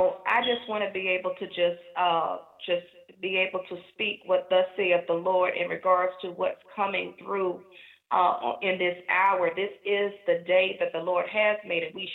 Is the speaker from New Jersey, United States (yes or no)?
yes; New Jersey, United States; I'm from New Jersey, and we call it wreck shop in New Jersey